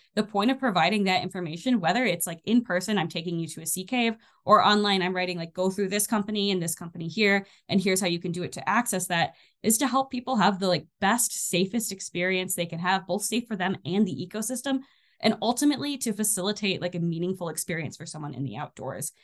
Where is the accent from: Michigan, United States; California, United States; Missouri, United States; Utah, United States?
Michigan, United States; also born or lived in Armenia; now in northern Minnesota, United States; I'm from Michigan originally